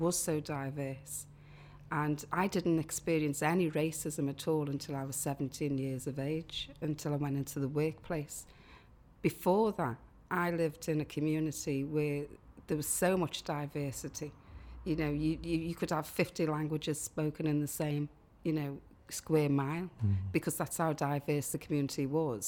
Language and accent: English; Liverpool, North West England, United Kingdom; growing up in Liverpool 8